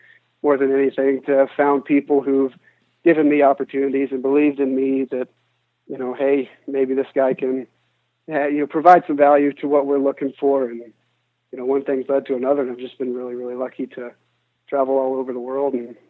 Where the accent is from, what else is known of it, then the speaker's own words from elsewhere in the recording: United States; we come from the United States, and here in the Western world, I mean, there's just so much that we take for granted.